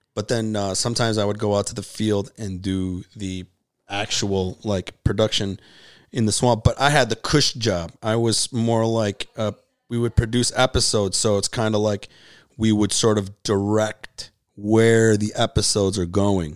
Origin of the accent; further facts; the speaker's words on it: Detroit, Michigan, United States; moved away as an adult; now in Los Angeles, United States; I'm from Detroit.